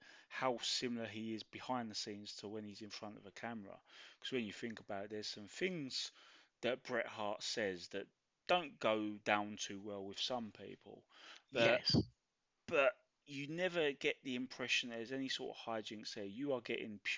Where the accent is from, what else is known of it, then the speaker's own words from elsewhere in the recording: London, United Kingdom; as a Londoner